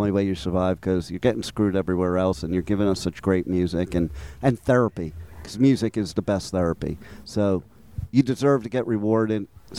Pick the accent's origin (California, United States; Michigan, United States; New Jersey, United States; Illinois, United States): New Jersey, United States; Little Falls, Montclair, Roseland; also born or lived in Jefferson Township, New Jersey / New York; I'm originally from Little Falls, Montclair, Roseland, but I've lived all over Jersey.